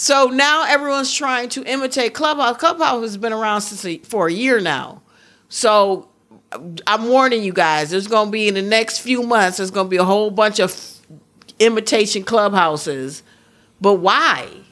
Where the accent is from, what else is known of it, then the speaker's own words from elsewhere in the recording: Midwest, United States; accent: Midwestern; also born or lived in Pittsburgh; I'm such a mis-, Midwesterner.